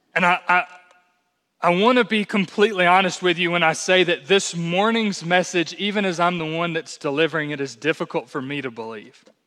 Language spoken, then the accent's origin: English; United States; as American, American evangelicals